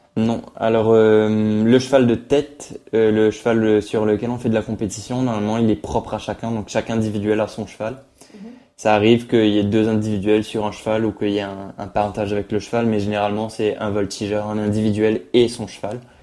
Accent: Mauritius; now in France; pour l'île Maurice c'était vraiment une fierté pour moi pour mon pays

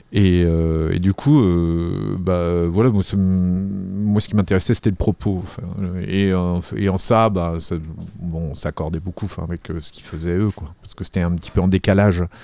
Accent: Arcueil, Île-de-France, France; also born or lived in Paris; je suis né ici et, j'ai grandi, ouais, ils entre ici et, la banlieue, j'ai grandi à Arcueil, euh, et puis je suis revenu ensuite à Paris

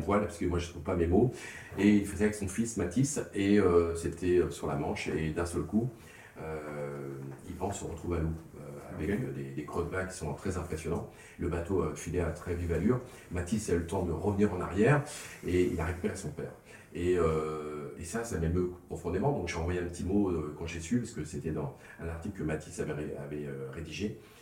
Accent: the Nord, Hauts-de-France, France; also born or lived in Bordeaux; comme chez nous dans le Nord

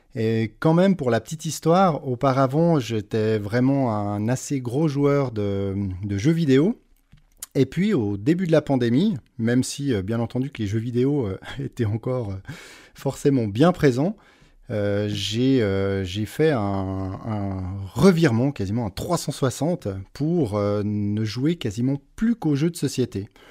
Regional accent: Switzerland; Je suis né en Suisse. J'ai vécu toute ma vie jusqu'à aujourd'hui en Suisse

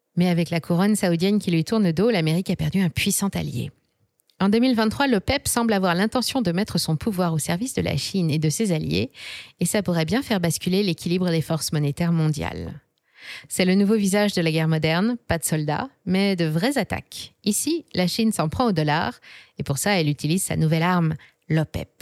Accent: France; chez nous, en France

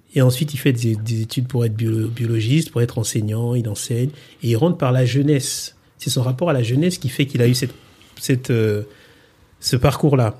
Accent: Republic of the Congo; moved away; je suis né donc euh, au Congo et euh, j'ai grandi dans ce pays-là

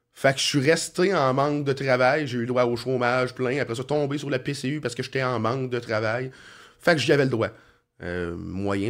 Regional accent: Sorel-Tracy, Quebec, Canada; je suis né à Sorel, puis je vais, je crever à Sorel

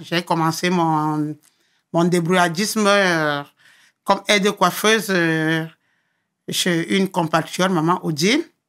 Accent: Yaoundé, Centre, Cameroon; moved away as an adult; also born or lived in Douala; now in France; Né à Douala, grandi à Yaoundé

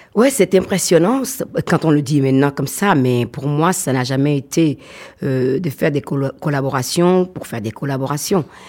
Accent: Benin; je suis une Africaine fière de l'être, je suis béninoise fière de l'être

